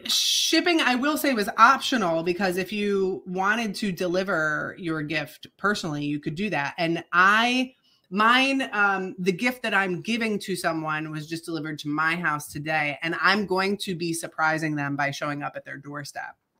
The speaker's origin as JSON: {"language": "English", "region": "Michigan", "country": "United States", "accent": "Upper Midwest", "moved": "yes", "said": "I I am originally from Michigan, and my ancestors um, immigrated in from Croatia into Michigan"}